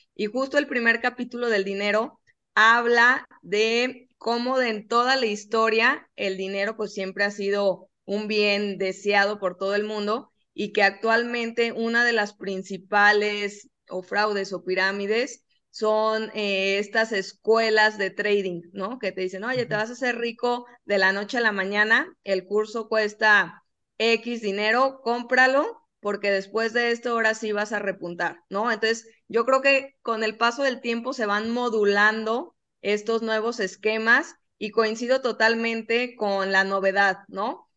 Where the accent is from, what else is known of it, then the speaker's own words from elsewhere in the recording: Guadalajara, Jalisco, Mexico; nosotros que somos de Guadalajara